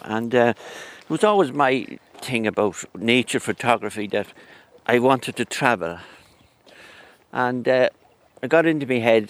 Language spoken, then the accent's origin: English; Mullingar, Westmeath, Ireland; I grew up in Ginnell Terrace in Mullingar. That was my home place. But the past 40 years now I live in quite close to Leddison